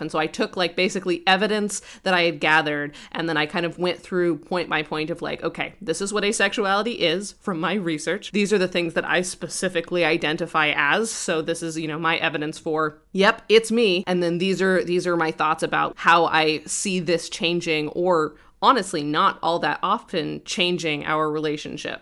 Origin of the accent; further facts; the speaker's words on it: Colorado, United States; now in Brooklyn, New York, United States; I, I grew up in Colorado